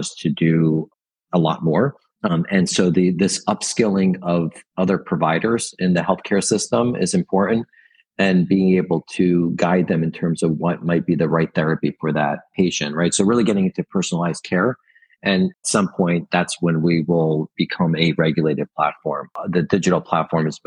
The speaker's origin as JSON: {"language": "English", "country": "Italy", "tie": "born or raised there", "moved": "yes", "lives_now": "United States", "said": "I was born in Italy and I spend a lot of time in Europe"}